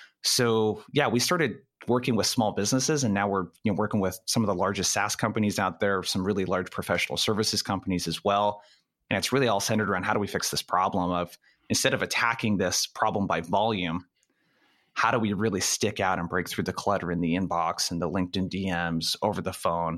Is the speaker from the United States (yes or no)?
yes; Brookings, Oregon, United States; So I grew up in a city called Brookings in Oregon. It's about 5,000 people. It's in the very lower left-hand corner of Oregon, as close as you can get to California.